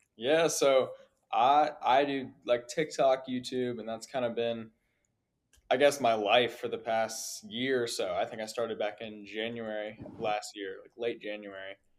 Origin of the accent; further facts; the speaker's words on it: Virginia, United States; I'm from Virginia, small town.